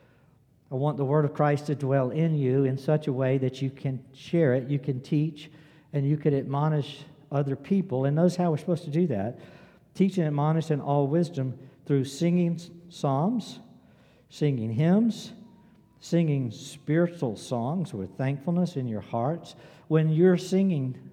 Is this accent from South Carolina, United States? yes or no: yes; South Carolina, United States; I was born in South Carolina. I grew up in South Carolina. I live in South Carolina